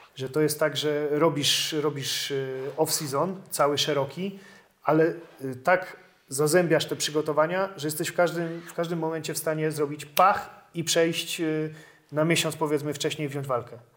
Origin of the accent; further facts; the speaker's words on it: Kraków, Lesser Poland, Poland; pochodzę z Krakowa, chciałem pracować w Krakowie